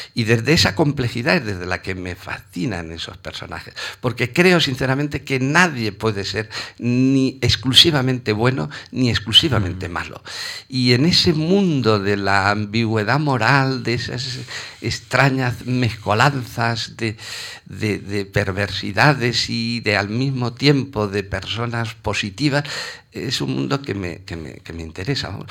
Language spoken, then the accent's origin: Spanish; Requena, Valencian Community, Spain; now in Barcelona, Spain; soy nacido en una aldea que se llama, se llama Casas de Eufemia.